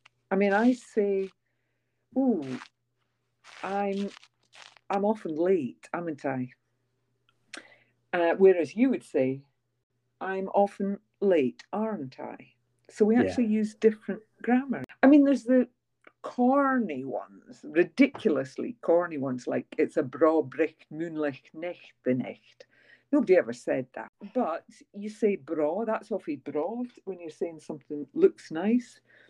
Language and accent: English; Scotland, United Kingdom; also born or lived in Yorkshire; now in England; Well, I am Scottish and I come from Fife. That's where I was brought up. That's just north of Edinburgh. I have lived in England now longer than I've lived in Fife.